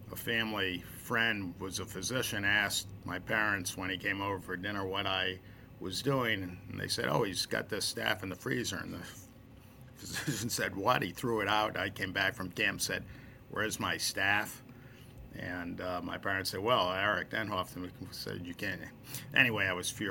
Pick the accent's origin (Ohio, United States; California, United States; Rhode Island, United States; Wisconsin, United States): Rhode Island, United States; Providence; I grew up in Providence, a few blocks from the football stadium.